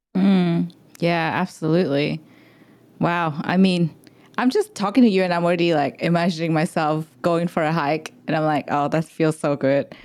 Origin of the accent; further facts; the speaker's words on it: Vietnam; now in Australia; I'm not from Australia, I'm from Vietnam